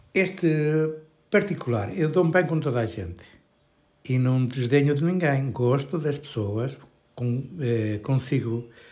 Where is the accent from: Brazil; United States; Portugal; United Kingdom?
Portugal; Bragança, Norte; eu sou de Bragança, uma cidade muito linda